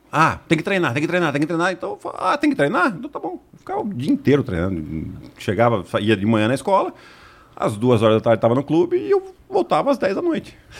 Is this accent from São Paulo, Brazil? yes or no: yes; Piracicaba, São Paulo, Brazil; sou de Piracicaba, do interior de São Paulo